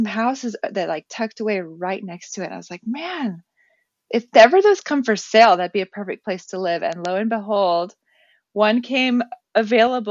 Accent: El Paso, Texas, United States; also born or lived in Netherlands; now in Portland, United States; I am originally from El Paso, Texas, currently living in Portland, Oregon

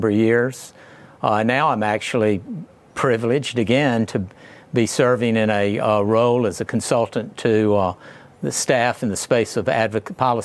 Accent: Jackson, Mississippi, United States; also born or lived in Rochester, Minnesota; Jackson is my hometown

